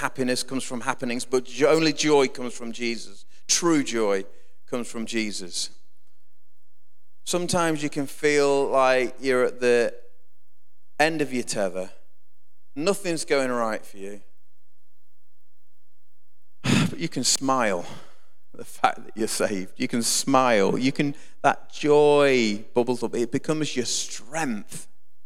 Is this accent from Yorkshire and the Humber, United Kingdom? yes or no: no; Grantham, East Midlands, United Kingdom; also born or lived in Keyworth; I came from Grantham, and we got escorted to... brought to Keyworth from Grantham very abruptly through a bad family situation